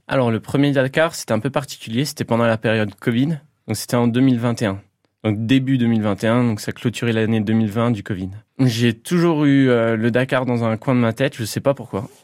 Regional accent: Toul, Grand Est, France; je suis originaire du Toulois, donc j'ai passé ma, plus grande partie de ma vie euh, euh, dans les coins de Toul

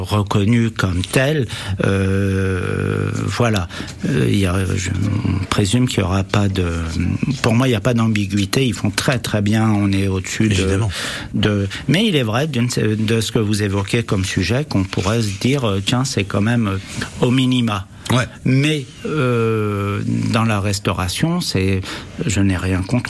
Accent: Brittany, France; also born or lived in Berry; now in Issoudun, France; je suis né en Bretagne

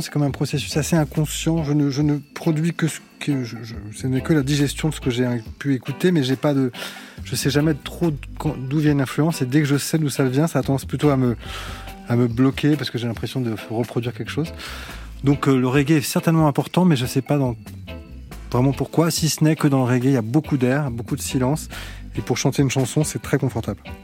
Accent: France; intimement, je suis français

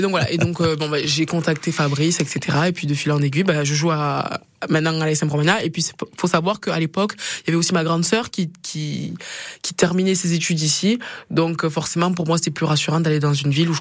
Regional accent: Perpignan, Occitania, France; moved away as an adult; now in Auvergne, France; je viens du sud, de Perpignan

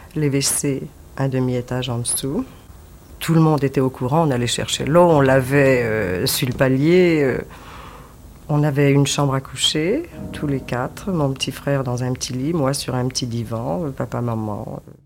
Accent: Paris, Île-de-France, France; also born or lived in Belleville, Paris; je suis née à Paris, de parents d'origine polonaise.

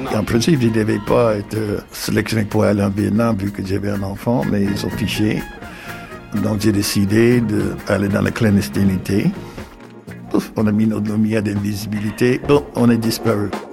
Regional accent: Greensboro, North Carolina, United States; French is a second language; moved away as an adult; now in Caen, France; je suis né aux États-Unis dans un ville qui s'appelle Greensboro en Caroline du Nord. Donc j'ai grandi dans la ségrégation raciale

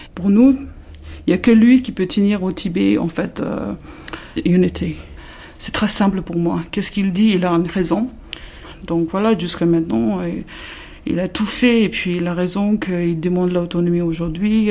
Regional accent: India; moved away as an adult; now in France; je suis née en Inde. J'ai grandi en Inde jusqu'à 19 ans.

